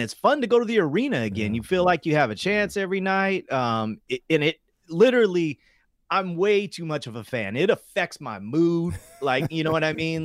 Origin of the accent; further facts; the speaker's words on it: Sacramento, California, United States; growing up in South Sacramento